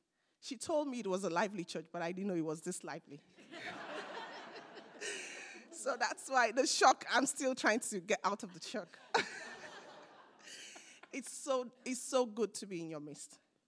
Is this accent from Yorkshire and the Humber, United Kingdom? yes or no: yes; Bradford, Yorkshire and the Humber, United Kingdom; I am from Bradford. I live in Bradford.